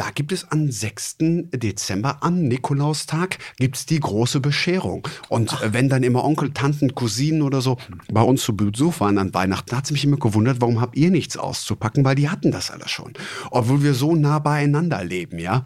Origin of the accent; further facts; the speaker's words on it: Traben-Trarbach, Rhineland-Palatinate, Germany; moved away; also born or lived in Kreis Heinsberg; ich bin mit dem Karneval groß geworden. Jetzt nicht ja. in Hochburgen wie jetzt äh, Düsseldorf oder Köln, ähm, sondern eher auch im äh, Mosel-ländlichen Bereich. Ich ah. komme ja gebürtig aus Traben-Trabach